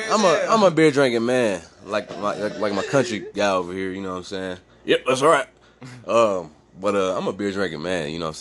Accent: California, United States; so I'm from California, right? And like, you know, we surf.

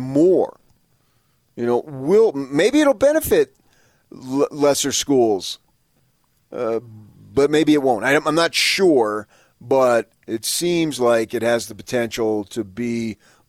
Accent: New Jersey, United States; moved away; I was a kid growing up in Jersey

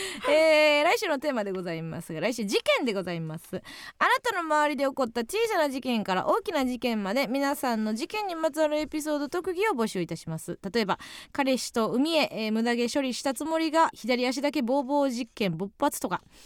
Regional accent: Kansai, Osaka, Japan; 地元大阪関西での知名度を上げるべく

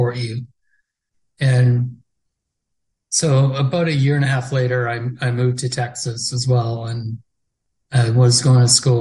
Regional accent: Peace River, Alberta, Canada; also born or lived in Hanna, Alberta; I was adopted and grew up in Peace River until I was 18.

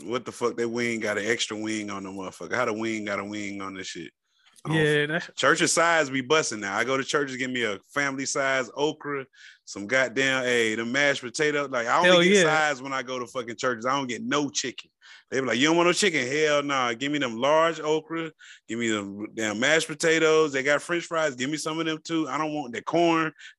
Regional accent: the South, United States; Man, come on, I'm from the South, man.

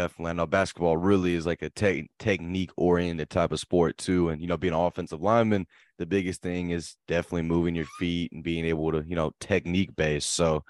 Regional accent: Fort Worth, Texas, United States; I knew, like, obviously Kansas, they have some small towns. Like, I'm from Fort Worth

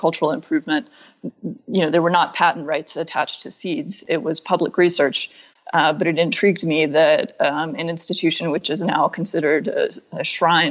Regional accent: Atlanta, Georgia, United States; moved away as an adult; also born or lived in Griffin, Georgia / New York; I grew up in Atlanta

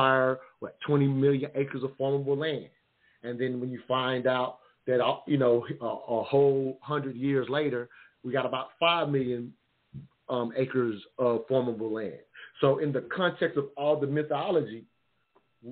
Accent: the South, United States; I'm from the South

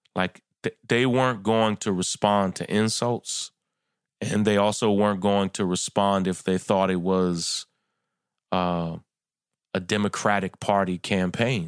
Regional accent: Kentucky, United States; I'm from Kentucky

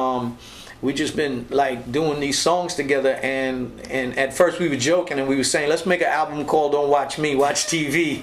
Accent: Linden, Upper Demerara-Berbice, Guyana; moved away; going back home to my home country, and we went back to Linden, Guyana

